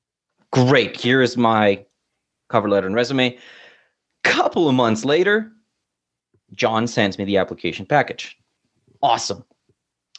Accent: Colombia; now in Canada; I'm from Colombia

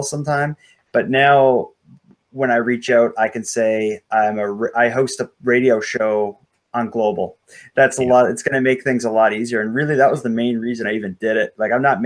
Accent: Sydney, Nova Scotia, Canada; a story from my hometown

